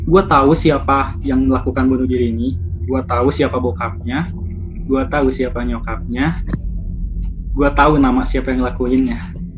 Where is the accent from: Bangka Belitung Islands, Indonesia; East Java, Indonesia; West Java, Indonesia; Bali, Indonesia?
West Java, Indonesia; Bandung; Saya berasal dari Bandung dan saya sekarang seorang mahasiswa.